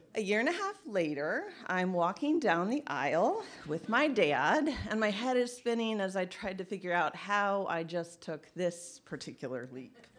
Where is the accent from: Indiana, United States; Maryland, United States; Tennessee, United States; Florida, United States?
Indiana, United States; also born or lived in Massachusetts / Charlotte, North Carolina; now in Traverse City, United States; I grew up in Indiana